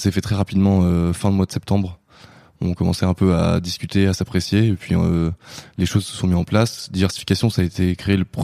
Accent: Bordeaux, Nouvelle-Aquitaine, France; born there; je suis pas originaire de Paris. Je suis né à Bordeaux. Mhm. J'ai un peu voyagé avant d'arriver en région parisienne.

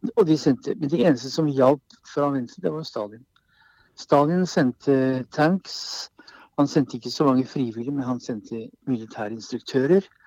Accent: Kongsberg, Buskerud, Norway; Vi satt hjemme på Kongsberg

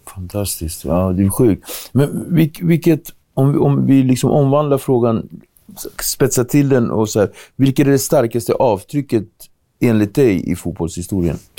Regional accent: Cape Verde; now in Sweden; när jag var liten i Kap Verde

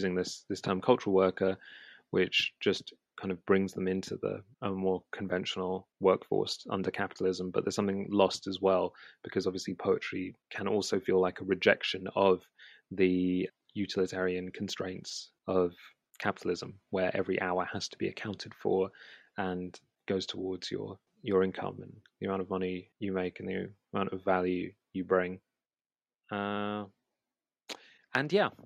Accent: London, United Kingdom; I grew up in West London, kind of in between Shepherd's Bush and Hammersmith

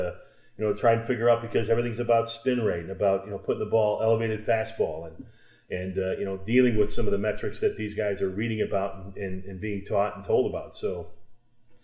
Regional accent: Chicago, Illinois, United States; my hometown, the team I rooted for.

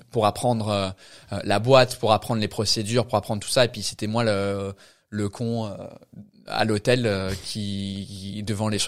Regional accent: England, United Kingdom; accent: English; pour un anglais c'est bizarre parce que notre accent il n'est pas vraiment cute pour nous mais aux États-Unis, tu vas là-bas, tu ouvres ta bouche en tant qu'anglais, c'est fini.

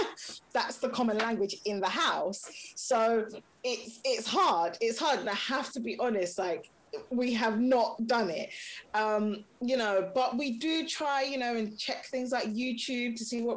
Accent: Nigeria; You know, again, like in our instance, I'm Nigerian, my husband's from Ghana, and we had it all planned out.

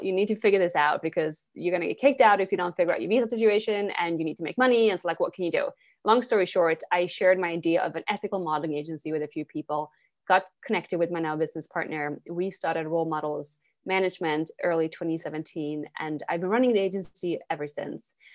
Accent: Sweden; English is a second language; moved away as an adult; now in New York City, United States; I'm born and raised in Sweden. I grew up there.

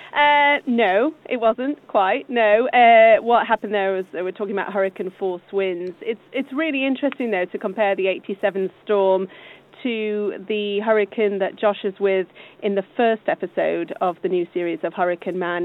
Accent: United States; moved away; I grew up in the States where we had some really severe weather in the form of tornadoes

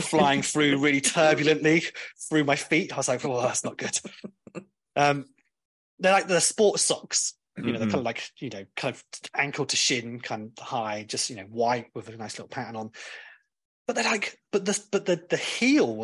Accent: Cornwall, South West England, United Kingdom; I'm from Cornwall and we say bath

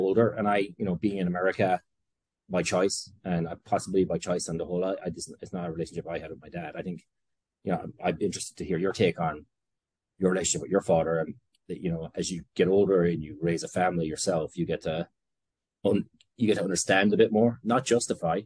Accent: Tipperary, Munster, Ireland; moved away as an adult; now in Brooklyn, United States; I'm from Tipperary, from a farming community in the parish of Ballinahinch.

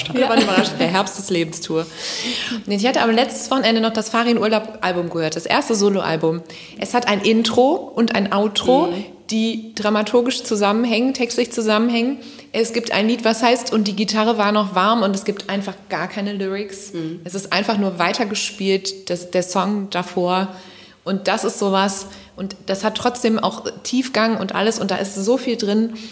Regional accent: North Rhine-Westphalia, Germany; accent: Kölsch; Für mich ist das einfach Musik in meiner Muttersprache. Und die ist halt eben nicht nur Hochdeutsch, sondern die ist auch Kölsch.

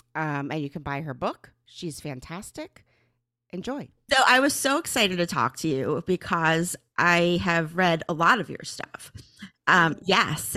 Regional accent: Northeast, United States; growing up in the Northeast

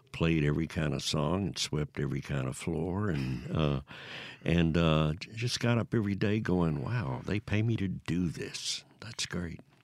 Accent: Newton, Mississippi, United States; I grew up in Newton, Mississippi, East Mississippi, between mm-hmm. Meridian and Jackson.

